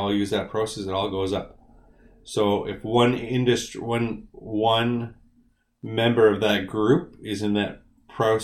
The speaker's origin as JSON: {"language": "English", "town": "Winnipeg", "region": "Manitoba", "country": "Canada", "moved": "as an adult", "said": "I'm from Winnipeg."}